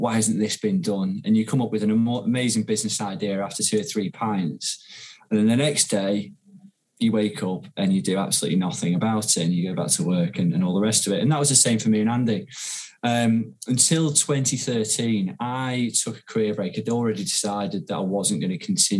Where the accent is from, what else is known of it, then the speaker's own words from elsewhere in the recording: Ormskirk, North West England, United Kingdom; moved away as an adult; also born or lived in London; now in Manchester, United Kingdom; I'm from a place called Ormskirk, actually, which is in Lancashire, a bit closer to Liverpool. But I came to Manchester when I was 18 for university